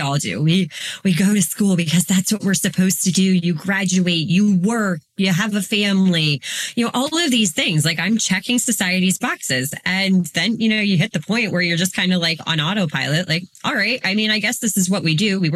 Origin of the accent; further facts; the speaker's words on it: Northeast Ohio, United States; I am a mom from Northeast Ohio